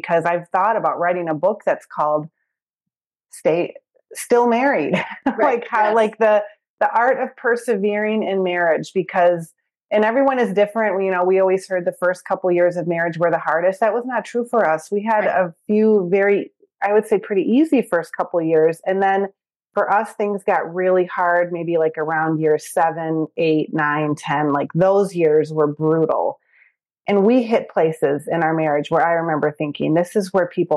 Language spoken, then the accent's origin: English; Michigan, United States; moved away as an adult; also born or lived in Chicago area; now in Chicago, United States; I'm from Michigan.